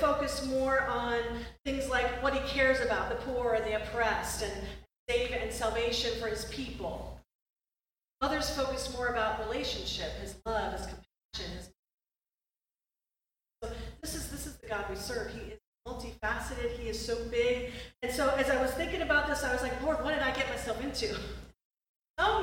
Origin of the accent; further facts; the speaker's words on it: Rochester, New York, United States; moved away as an adult; also born or lived in New Hampshire; I grew up in Rochester, New York